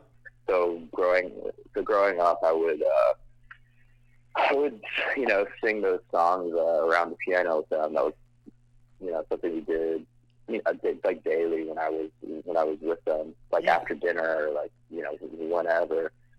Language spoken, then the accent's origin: English; Scotland, United Kingdom; also born or lived in United States / Middle East; I'm actually not from the tri-state area. I'm from Scotland originally, and I moved around the United States and the Middle East.